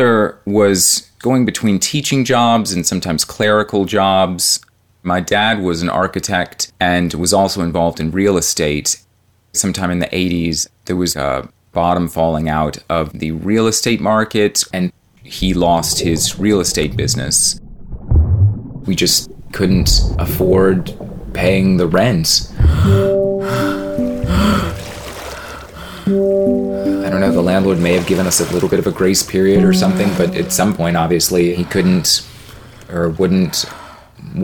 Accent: Metairie, Louisiana, United States; now in Austin, United States; I grew up in New Orleans, mostly in Metairie, which is a suburb

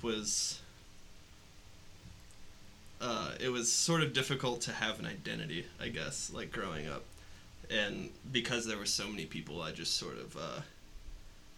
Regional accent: Mason, Ohio, United States; I am from big suburb outside of Cincinnati, Mason, Ohio, home of Kings Island.

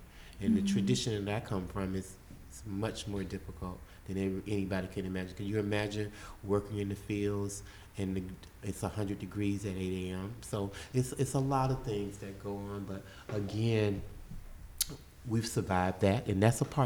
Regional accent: Belle Glade, Florida, United States; also born or lived in Tallahassee, Florida; I grew up in South Florida. So I grew up in a little town called Belgrade, Florida

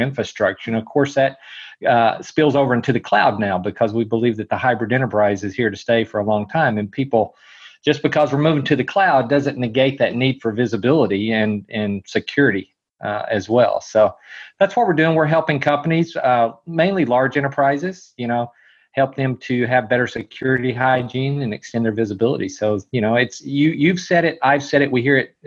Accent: Texas, United States; I was born and raised in Texas

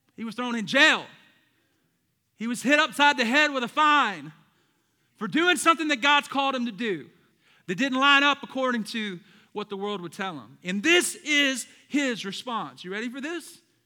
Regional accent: the South, United States; I'm from the South

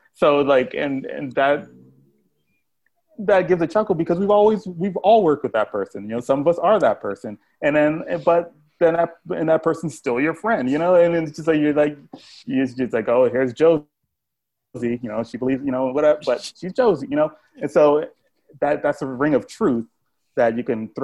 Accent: Miami, Florida, United States; I grew up in Miami

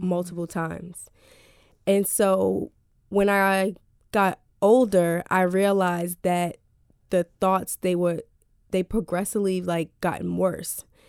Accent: Elizabeth, New Jersey, United States; also born or lived in Newark, New Jersey; I was born in Newark but raised in Elizabeth, New Jersey

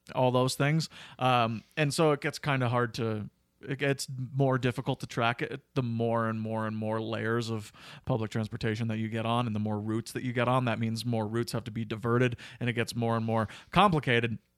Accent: Cochrane, Alberta, Canada; I was from Cochrane and I was in, only in high school

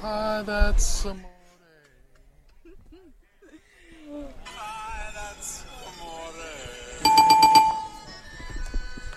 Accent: Verona, New Jersey, United States; my hometown

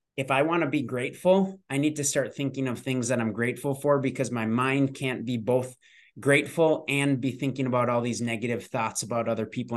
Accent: Minnesota, United States; I am born and raised in Minnesota

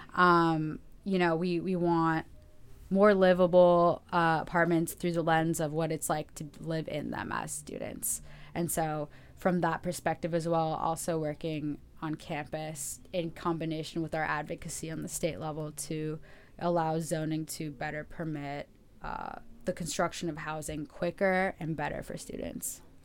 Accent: Los Angeles, California, United States; I'm from Los Angeles, actually. Uh, I grew up here

